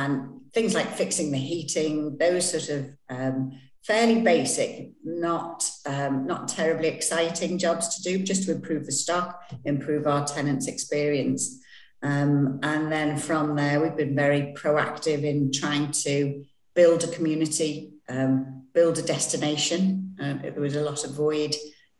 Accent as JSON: {"language": "English", "area": "the Northwest", "region": "North West England", "country": "United Kingdom", "said": "I'm not local. I'm from the Northwest."}